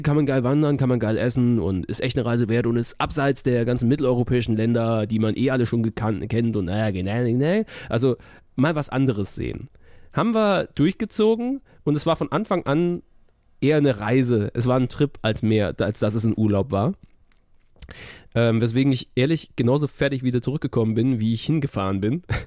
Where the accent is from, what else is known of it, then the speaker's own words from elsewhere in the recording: Cologne, North Rhine-Westphalia, Germany; wir kommen aus Köln